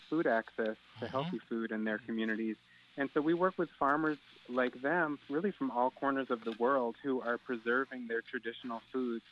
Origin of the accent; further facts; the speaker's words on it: Willimantic, Connecticut, United States; now in Philadelphia, United States; my hometown